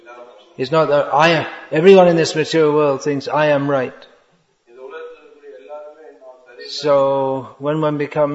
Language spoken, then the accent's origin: English; India; born there; India is the greatest country in the world. Why? Well, I was born in India.